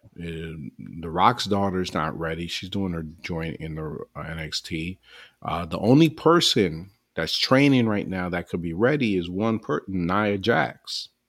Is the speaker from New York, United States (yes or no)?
yes; New York, United States; I'm from New York too